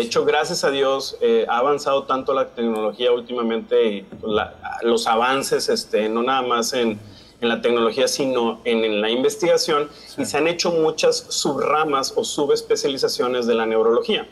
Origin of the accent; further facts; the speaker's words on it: San Pedro Garza García, Nuevo León, Mexico; moved away as an adult; also born or lived in Monterrey / Lubbock, Texas / Denver, Colorado / Baltimore; now in Brownsville, United States; Yo soy mexicano, soy regio, nací en Monterrey, criado en San Pedro